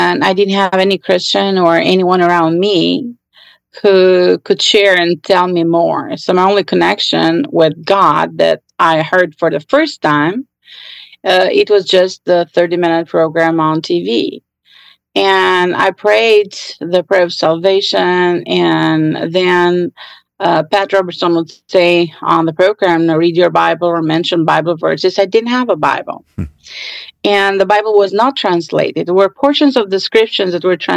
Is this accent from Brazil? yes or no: no; Albania; I grew up in Albania during the communist